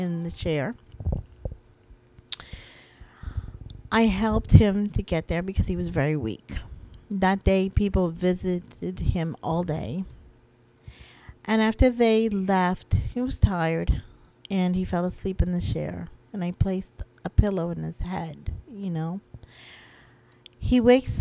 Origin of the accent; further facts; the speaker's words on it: Florida, United States; I'm not even from Pennsylvania. I'm from Florida.